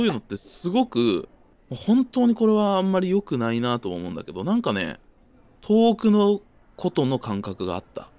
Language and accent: Japanese; Kyoto, Japan; moved away as an adult; also born or lived in Osaka; now in Tokyo, Japan; 僕は京都で大阪出てみたいな感じなんで